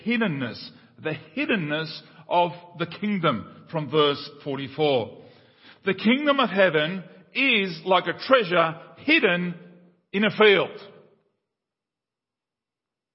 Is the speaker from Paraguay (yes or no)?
yes; Paraguay; Paraguay has been, the country where I was born in South America